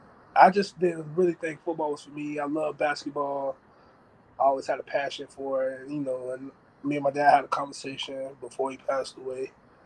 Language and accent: English; the South, United States; now in Nevada, United States; Me being me, born and raised in the South, coming out in Nevada, meeting a lot of West Coast guys, California guys